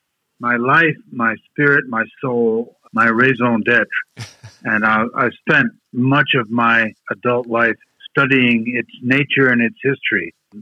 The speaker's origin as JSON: {"language": "English", "town": "Paris", "region": "Île-de-France", "country": "France", "tie": "born or raised there", "also_born_or_lived": "Aix-en-Provence, France", "moved": "yes", "lives_now": "United States", "said": "I grew up in France. I haven't actually lived anywhere else except the U.S., but I've traveled extensively. But I grew up in Paris and worked in Aix-en-Provence for over a decade."}